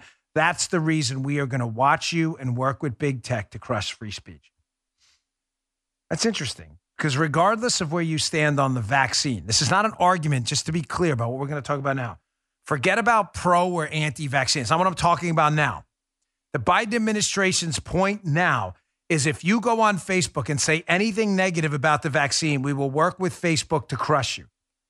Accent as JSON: {"language": "English", "town": "New York City", "region": "New York", "country": "United States", "tie": "born or raised there", "said": "I grew up in the Bronx. I grew up in Queens."}